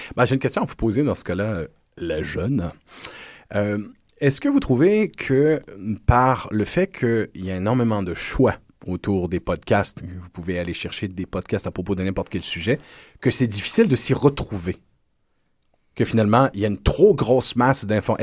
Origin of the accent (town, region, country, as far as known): Quebec, Canada